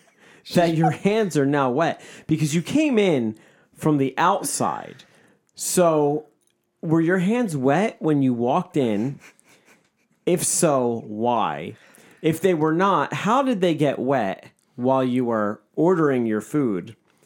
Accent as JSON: {"language": "English", "region": "New York", "country": "United States", "tie": "born or raised there", "said": "I grew up in New York. I'm a New York Jew. I know what a good bagel is."}